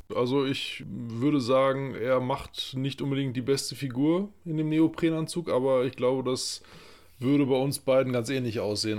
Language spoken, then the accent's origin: German; Lippe, North Rhine-Westphalia, Germany; als äh, gebürtige Lipper